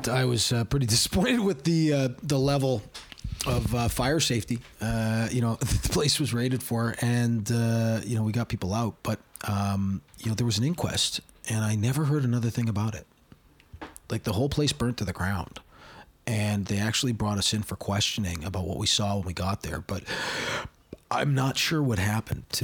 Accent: Hamilton, Ontario, Canada; she's from my hometown

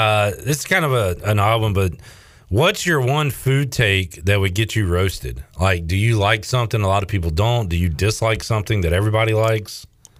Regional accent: Winterville, North Carolina, United States; So I grew up having the banana with mayo

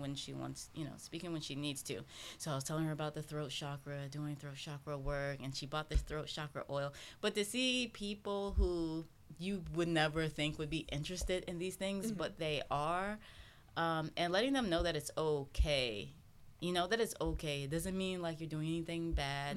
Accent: South Carolina, United States; moved away as an adult; also born or lived in England; now in Philadelphia, United States; I'm from South Carolina

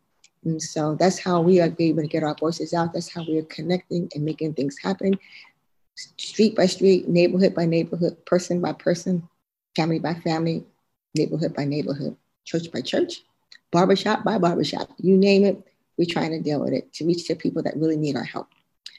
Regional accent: Philadelphia, Pennsylvania, United States; I was born and raised in West Philadelphia

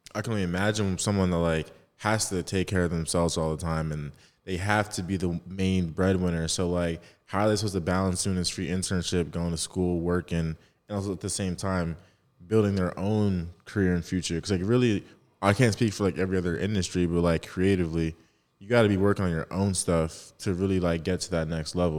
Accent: New Jersey, United States; I'm from Jersey, so shout out South Jersey

